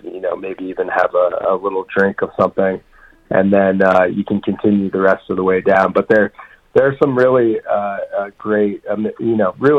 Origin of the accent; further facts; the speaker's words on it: Vermont, United States; also born or lived in New Mexico / Jackson Hole, Wyoming / East Coast; now in Colorado, United States; I grew up in Vermont and live in Colorado now, but I've lived in New Mexico